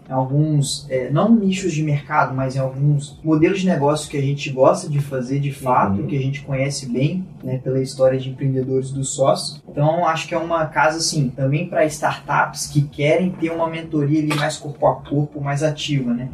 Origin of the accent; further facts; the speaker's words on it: Belo Horizonte, Minas Gerais, Brazil; moved away; eu sou originário de Belo Horizonte